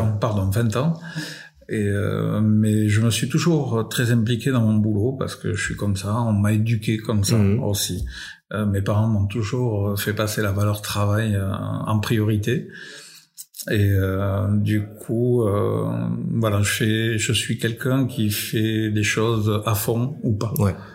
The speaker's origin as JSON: {"language": "French", "country": "France", "tie": "born or raised there", "said": "je suis né en France"}